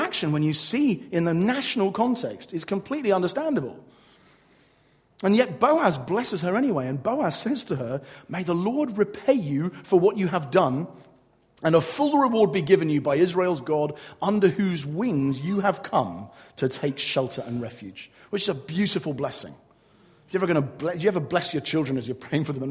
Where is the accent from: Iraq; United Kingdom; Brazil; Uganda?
United Kingdom; England; I'm English